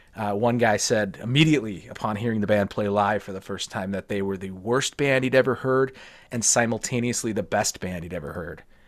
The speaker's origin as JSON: {"language": "English", "region": "Minnesota", "country": "United States", "tie": "born or raised there"}